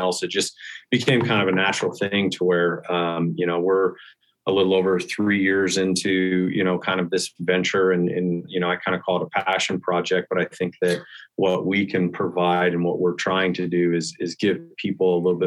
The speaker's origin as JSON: {"language": "English", "region": "Western Nebraska", "country": "United States", "tie": "born or raised there", "moved": "yes", "lives_now": "Denver, United States", "said": "I grew up in Western Nebraska and got introduced to hunting at an early age."}